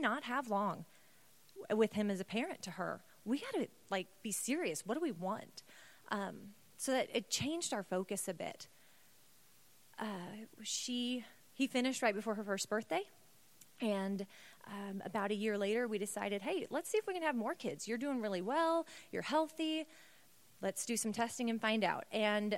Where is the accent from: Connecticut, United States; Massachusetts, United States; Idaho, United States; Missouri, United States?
Missouri, United States; St. Louis; moved away; We were both born and raised in St. Louis area